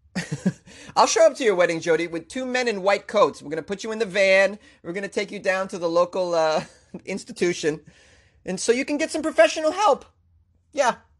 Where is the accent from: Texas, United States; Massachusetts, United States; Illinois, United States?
Massachusetts, United States; my home state of Massachusetts